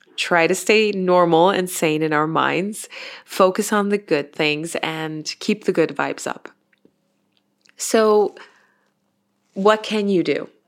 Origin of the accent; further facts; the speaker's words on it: Innsbruck, Tyrol, Austria; here in my hometown in Innsbruck in Austria